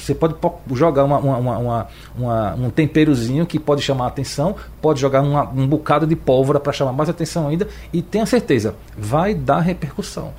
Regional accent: João Pessoa, Paraíba, Brazil; now in Recife, Brazil; Eu sou paraibano de João Pessoa, eu consumo os dois estados e moro aqui no Recife

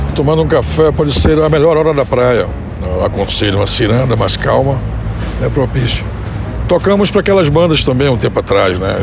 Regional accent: Pernambuco, Brazil; now in São Paulo, Brazil; eu sou pernambucano

